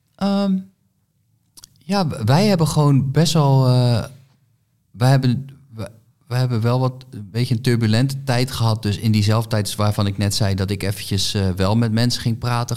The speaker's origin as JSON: {"language": "Dutch", "region": "Groningen", "country": "Netherlands", "said": "bij ons in Groningen"}